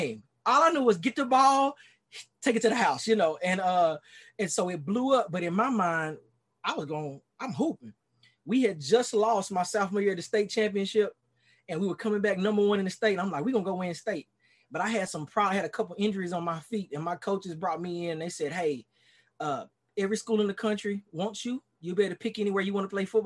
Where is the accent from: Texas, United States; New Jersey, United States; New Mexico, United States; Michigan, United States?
Texas, United States; Dallas; accent: Texas twang; now in Miami, United States; I born and raised in Dallas, Texas